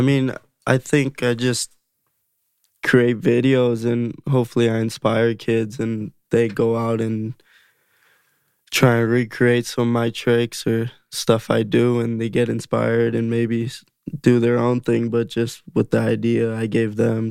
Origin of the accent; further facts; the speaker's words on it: Las Vegas, Nevada, United States; growing up in Vegas